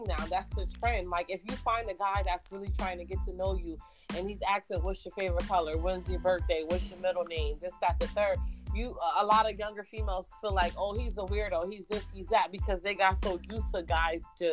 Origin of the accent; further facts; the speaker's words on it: United States; I'm not Jamaican. I'm not foreign. I'm American